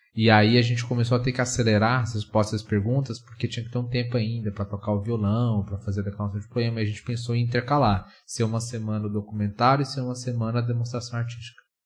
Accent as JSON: {"language": "Portuguese", "region": "Goiás", "country": "Brazil", "also_born_or_lived": "São Paulo", "moved": "as an adult", "said": "eu sou de Goiás"}